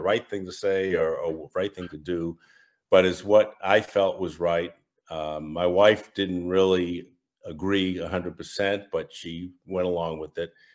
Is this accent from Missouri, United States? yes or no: no; Massachusetts, United States; I'm from Massachusetts, if you can't tell from my accent, and, uh, born and raised